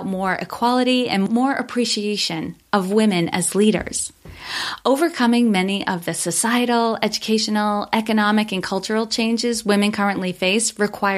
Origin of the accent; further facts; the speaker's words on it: Worcester, Massachusetts, United States; I grew up in Worcester, Massachusetts